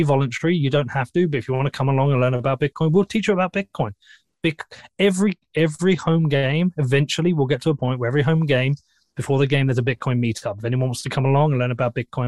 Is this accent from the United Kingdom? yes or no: yes; Bedford, East of England, United Kingdom; I'm from Bedford